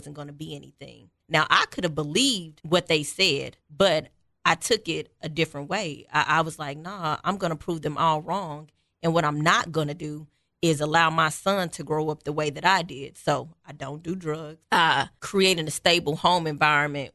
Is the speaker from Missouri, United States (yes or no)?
yes; Kansas City, Missouri, United States; I am from nowhere in Kansas City. Quite honestly, I moved as a child probably every 3 to 6 months. So I've almost lived in every neighborhood in Kansas City.